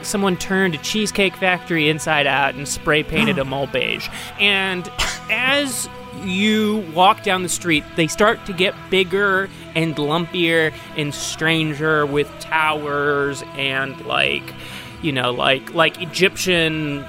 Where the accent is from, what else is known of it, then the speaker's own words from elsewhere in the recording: Ireland; That is a dated term at this point, because I am Irish